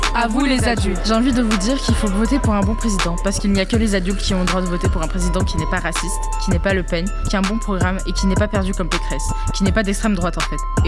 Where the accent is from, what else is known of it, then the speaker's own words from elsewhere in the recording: Lyon, Auvergne-Rhône-Alpes, France; j'ai 13 ans, je suis née à Lyon